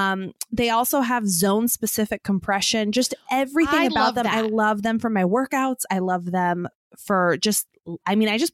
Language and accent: English; Chandler, Arizona, United States; As requested, I'm from Chandler, Arizona.